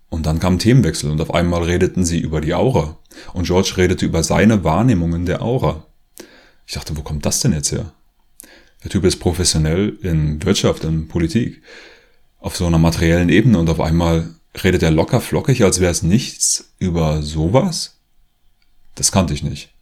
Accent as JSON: {"language": "German", "country": "Germany", "moved": "as an adult", "lives_now": "Leipzig, Germany", "said": "Ich komme eigentlich aus der Nähe von Berlin"}